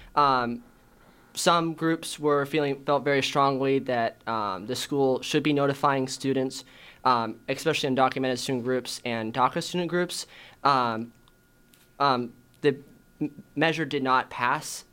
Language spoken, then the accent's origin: English; Chandler, Arizona, United States; I'm from Chandler